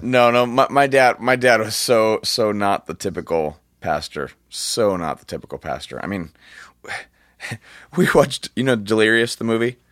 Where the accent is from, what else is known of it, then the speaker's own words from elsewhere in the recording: Orange County, California, United States; I'm from Orange County. We, we don't, uh, we just don't talk like that.